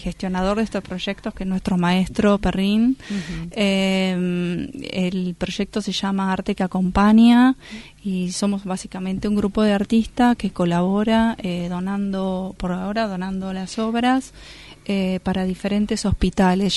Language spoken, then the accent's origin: Spanish; Buenos Aires, Argentina; moved away as an adult; en mi ciudad natal, en Buenos Aires.